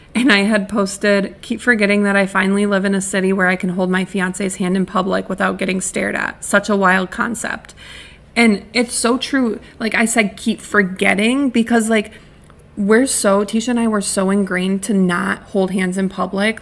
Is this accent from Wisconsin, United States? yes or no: yes; Wisconsin, United States; moved away as an adult; now in Connecticut, United States; I had lived in my hometown my whole life, except for one semester of college